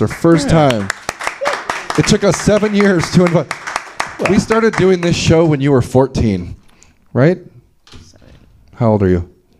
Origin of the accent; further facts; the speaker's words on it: Sweden; English is a second language; I'm from Sweden. We don't.